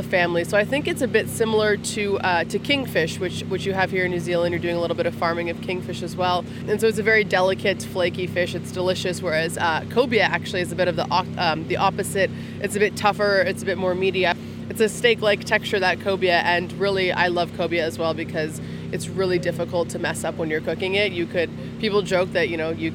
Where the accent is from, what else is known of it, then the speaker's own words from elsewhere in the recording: Canada; I'm from Canada